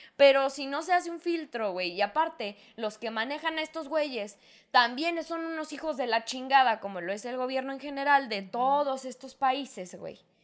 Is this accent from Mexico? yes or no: yes; northern Mexico, Mexico; somos de la misma raza, somos mexicanos, somos hermanos